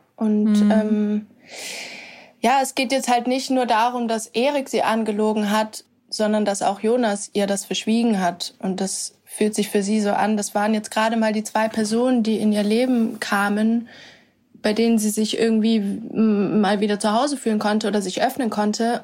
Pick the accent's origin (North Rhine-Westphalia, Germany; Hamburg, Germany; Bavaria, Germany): Bavaria, Germany; Würzburg; now in Berlin, Germany; in meiner Heimatstadt in Würzburg